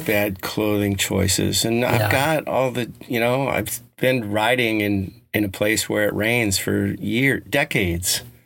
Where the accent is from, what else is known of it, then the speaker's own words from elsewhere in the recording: Colorado, United States; I grew up in Colorado